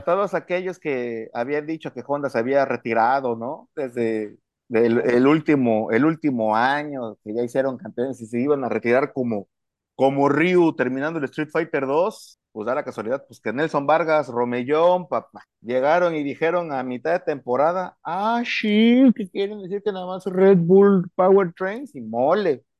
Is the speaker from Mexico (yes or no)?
yes; Mexico; como buen mexicano